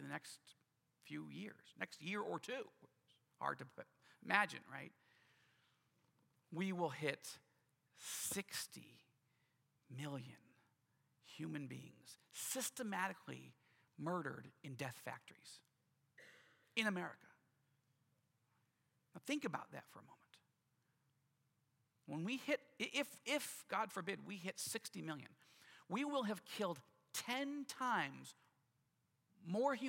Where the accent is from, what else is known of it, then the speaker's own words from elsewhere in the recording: United States; as an American who loves this country deeply